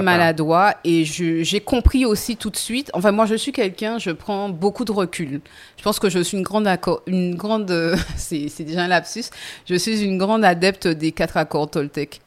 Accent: Les Abymes, Guadeloupe; also born or lived in Vieux-Habitants; je suis née aux Abîmes

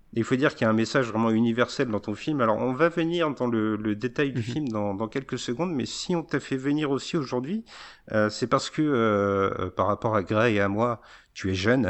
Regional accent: Verdun, Grand Est, France; je suis de Verdun

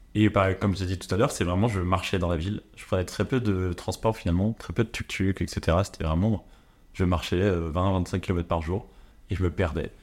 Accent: France; je suis français

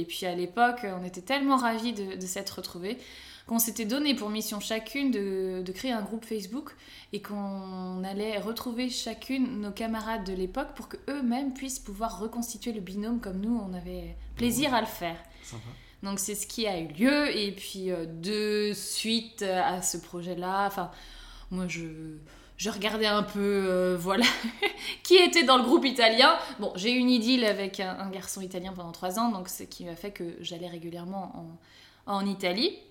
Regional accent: Nantes and Rennes, Brittany, France; moved away as an adult; also born or lived in Italy; moi qui suis bretonne, puisque je suis nantaise et rennaise, donc ça fait Bretagne.

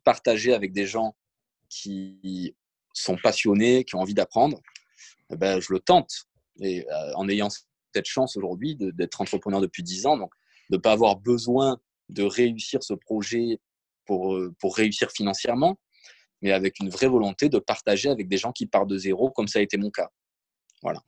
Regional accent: Provence-Alpes-Côte d'Azur, France; also born or lived in Nice; je suis né à Nice, mais j'ai toujours vécu à peu près dans le sud. J'ai cette chance d'avoir grandi en Provence

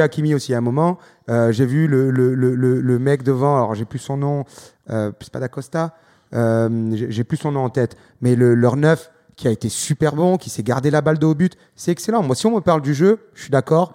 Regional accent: France; Je suis français

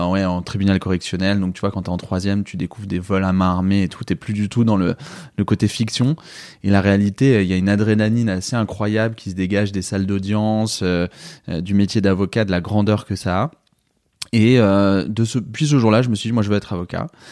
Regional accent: Paris, Île-de-France, France; J'habite à Paris, je suis parisien.

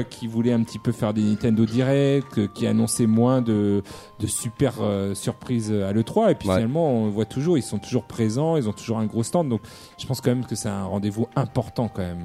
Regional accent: Bordeaux, Nouvelle-Aquitaine, France; nous en tant que Bordelais

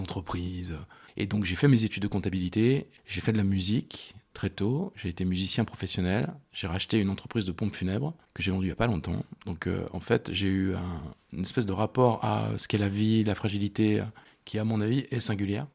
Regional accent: Rive-de-Gier, Auvergne-Rhône-Alpes, France; moved away as an adult; now in Lyon, France; moi j'ai grandi à Rive de Gier, qui est une petite ville qui se trouve entre Saint-Étienne et Lyon

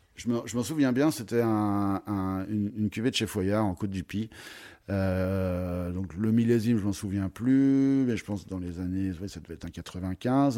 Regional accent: Troyes, Grand Est, France; also born or lived in Beaujolais / United States / Paris; now in Avallon, France; Je suis originaire de Troyes

